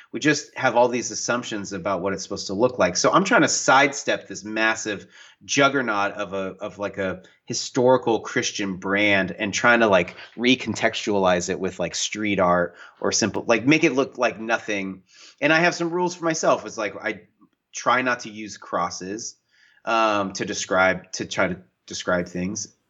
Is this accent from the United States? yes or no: yes; the Northwest, Pacific Northwest, United States; I grew up in the Northwest, in the mountains, in the woods